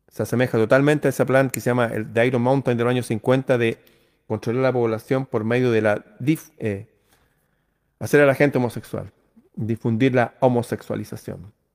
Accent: Chile

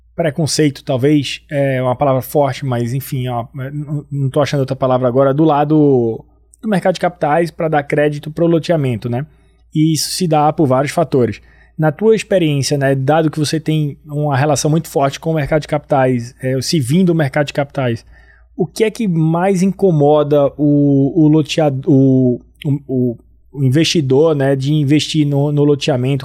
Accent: Northeast Region, Brazil; accent: nordestino; o meu sotaque é um sotaque nordestino, né? Eu hum. sou do Nordeste

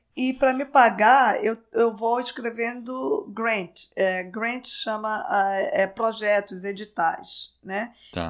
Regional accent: Belém, Pará, Brazil; moved away as an adult; eu nasci em Belém, vivi a minha vida inteira em Belém, a vida inteira até eu terminar a faculdade

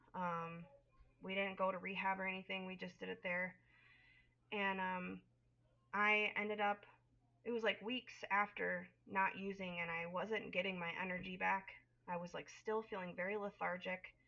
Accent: Northern Illinois, United States; I am from Northern Illinois, raised, born and raised um, in the Midwest

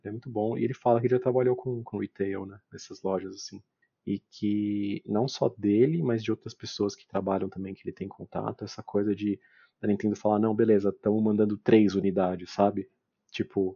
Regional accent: Brazil; como brasileiro

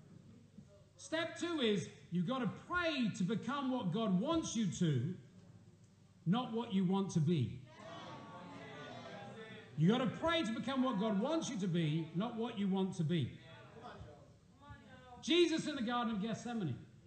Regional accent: England, United Kingdom; moved away; Us Poms

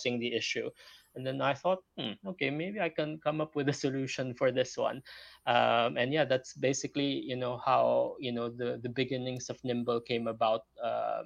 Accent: Philippines; moved away as an adult; also born or lived in Leeds; now in London, United Kingdom; I'm not locally from Britain. You know, I'm originally from the Philippines, moved here 15 years ago.

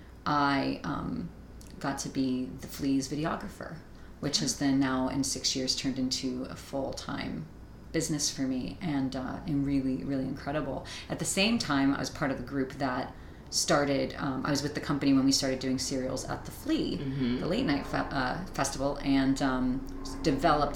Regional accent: West Palm Beach, Florida, United States; I'm from West Palm Beach, Florida, and where I'm from, they are really big on, public arts, schools

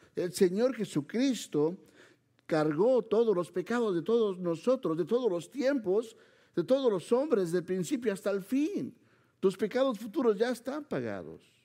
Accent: Mexico City, Mexico; vengo de Chilangolandia, como nos dicen, ¿verdad? De la Ciudad de México

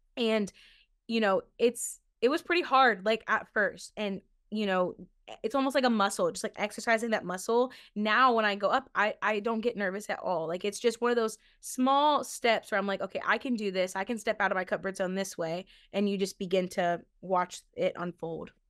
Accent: Ohio, United States; when we were growing up in Ohio

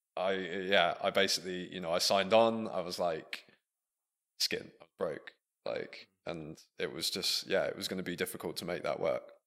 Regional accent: Buckingham, South East England, United Kingdom; moved away as an adult; also born or lived in Leicester; growing up in Buckingham, our nearest city being Milton Keynes

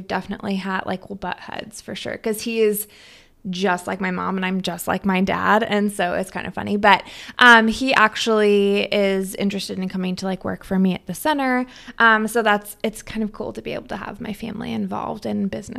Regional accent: Stanwood, Washington, United States; So I grew up in Stanwood. So just, I mean, you have to drive through Stanwood to get here to Camino.

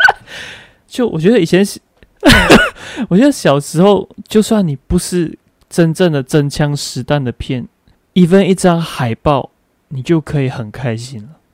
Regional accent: Malaysia; 我的老家就是新村

